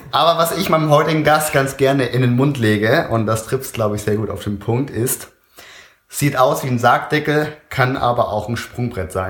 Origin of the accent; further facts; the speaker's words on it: Oer-Erkenschwick, North Rhine-Westphalia, Germany; Pumpe Ali ist äh, aus meiner Heimatstadt Euerkenschwick.